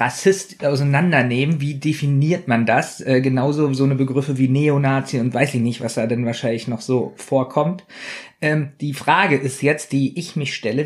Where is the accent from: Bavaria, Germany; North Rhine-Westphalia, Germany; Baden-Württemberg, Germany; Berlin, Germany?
Berlin, Germany; wir sind ja nun Berliner